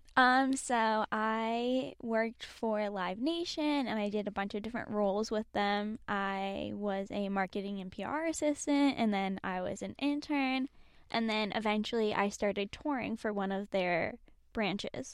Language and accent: English; Boston, Massachusetts, United States; growing up in Boston and, like, outside the city